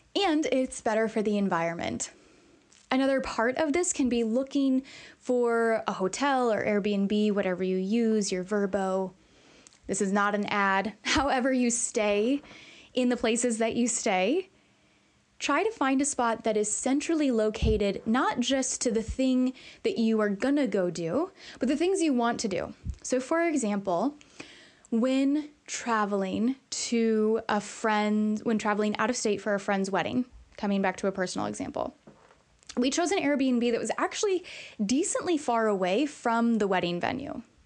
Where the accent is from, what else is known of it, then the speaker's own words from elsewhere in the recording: Illinois, United States; we're from Illinois